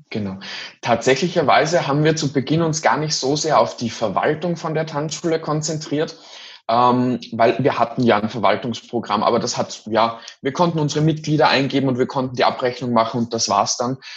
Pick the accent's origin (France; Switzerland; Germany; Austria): Austria; also ich bin aus Österreich und in Österreich ist es noch sehr, sehr stark in der Tradition verankert